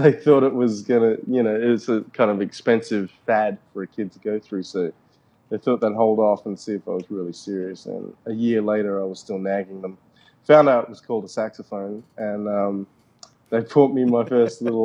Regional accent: Perth, Western Australia, Australia; I grew up in Perth, West Australia

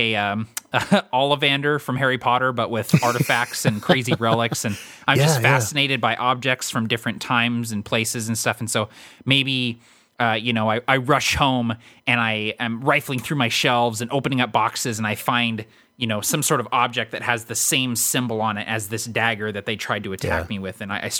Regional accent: London, United Kingdom; moved away; I'm from London, so people automatically assume I'm a little weird and off just because I'm from somewhere else and have a weird accent.

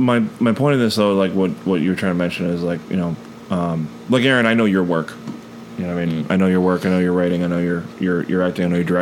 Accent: Buffalo, New York, United States; moved away; I was born in Buffalo. I wasn't here, like, my whole life, but, you know, born in Buffalo.

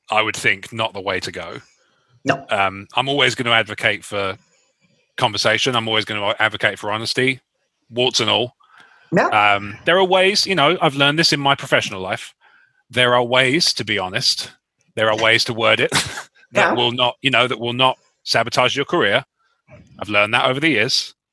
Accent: Canada; I thought it was me because I'm Canadian.

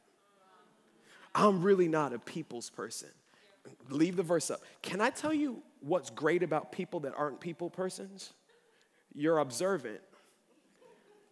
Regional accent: Baltimore, Maryland, United States; now in Columbia, United States; I'm not from Columbia. I'm from Baltimore

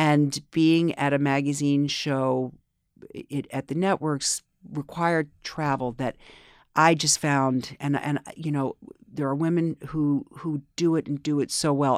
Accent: New York City, New York, United States; also born or lived in Springfield; I grew up here in New York

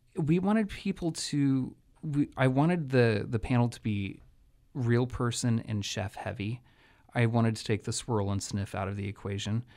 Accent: Santa Rosa, California, United States; having been born and raised in Sonoma County in Santa Rosa

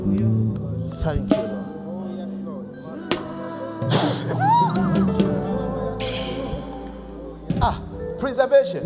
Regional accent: Accra, Greater Accra, Ghana; I am from Kolegono.

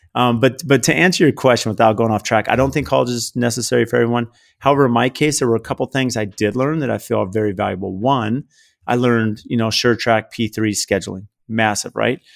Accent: San Diego, California, United States; I grew up in San Diego, uh, blue collar family

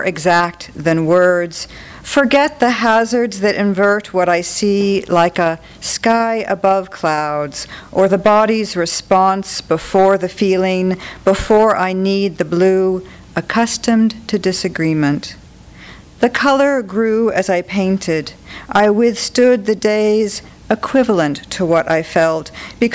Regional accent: New Mexico, United States; I'm from New Mexico.

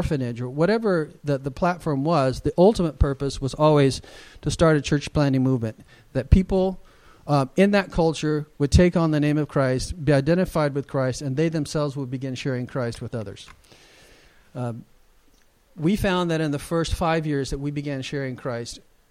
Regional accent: United States; as a Westerner, as an American

